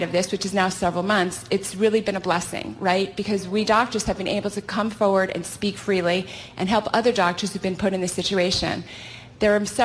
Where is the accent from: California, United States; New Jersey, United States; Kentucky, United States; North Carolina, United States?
California, United States; I hail from California